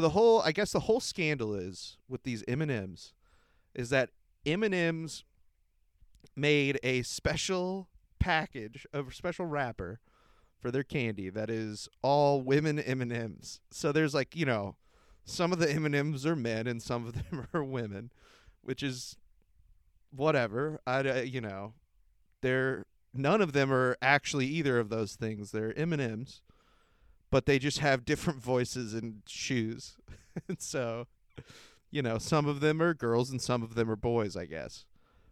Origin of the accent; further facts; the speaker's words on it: United States; I'm American.